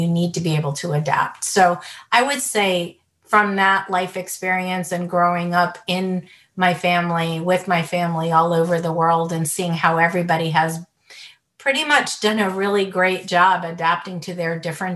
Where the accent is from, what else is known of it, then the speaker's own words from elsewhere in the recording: United States; also born or lived in Beirut, Lebanon; I grew up mostly in the United States